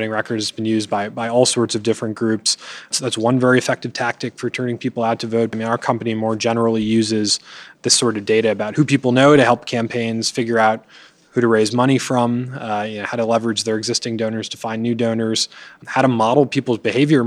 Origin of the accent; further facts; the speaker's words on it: Connecticut, United States; I grew up in Connecticut